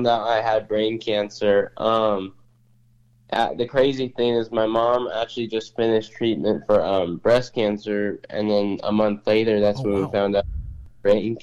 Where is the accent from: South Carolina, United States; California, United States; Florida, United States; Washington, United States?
Washington, United States; Spokane; I'm from Spokane, Washington, and I'm 20 years old